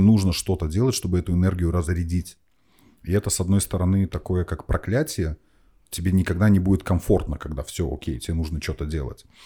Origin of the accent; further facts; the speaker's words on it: Minsk, Belarus; moved away as an adult; now in Estonia; я, я из Беларуси, угу. из Минска, там это тракторозаводской район